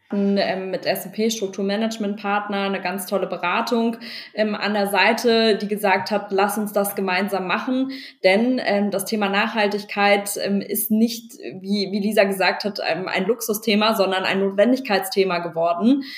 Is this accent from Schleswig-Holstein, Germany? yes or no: no; Berlin, Germany; also born or lived in Cologne; ich komme aus Berlin, komme aus einer Unternehmerfamilie